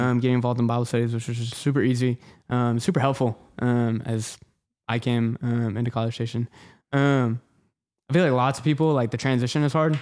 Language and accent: English; The Woodlands, Texas, United States; Houston. So, North Houston, the Woodlands